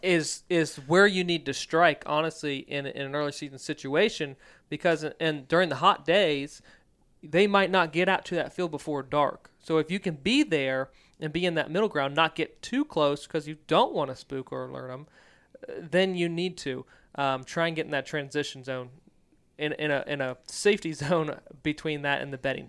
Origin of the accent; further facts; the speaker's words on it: Virginia, United States; moved away; growing up in Virginia.